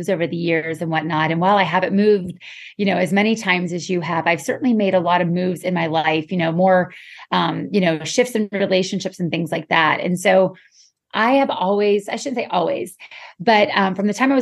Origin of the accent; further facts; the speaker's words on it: Western Pennsylvania, United States; now in Florida, United States; I'm originally from Western Pennsylvania, but I'm a Florida girl through and through